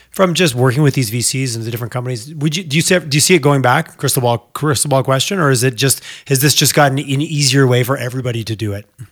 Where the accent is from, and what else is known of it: Alberta, Canada